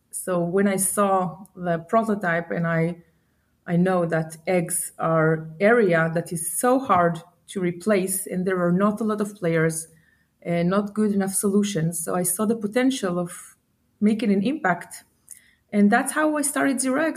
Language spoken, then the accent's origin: English; Israel; I'm from Israel. I'm located in Israel, born and raised